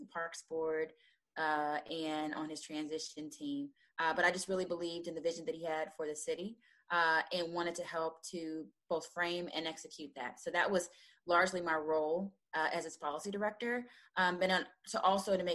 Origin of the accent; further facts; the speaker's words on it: Kansas City, Missouri, United States; I am from Kansas City